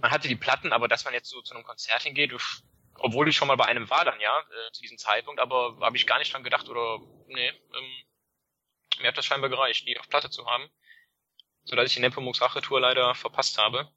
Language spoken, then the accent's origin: German; Leverkusen, North Rhine-Westphalia, Germany; born or raised there